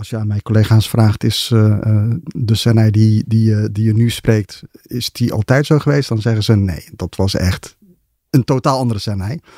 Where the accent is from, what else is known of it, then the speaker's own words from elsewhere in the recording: Ethiopia; moved away; ben in Ethiopië geboren. Tijdens de oorlog tussen, de burgeroorlog tussen Ethiopië en Eritrea.